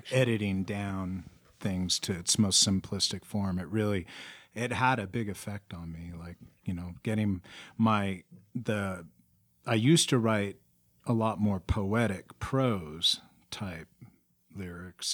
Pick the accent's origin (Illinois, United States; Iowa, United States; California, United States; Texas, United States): California, United States; San Francisco; now in Prescott, United States; I grew up in San Francisco